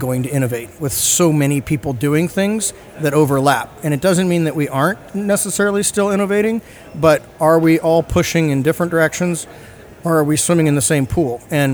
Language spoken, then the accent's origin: English; San Diego, California, United States; I'm born and raised in San Diego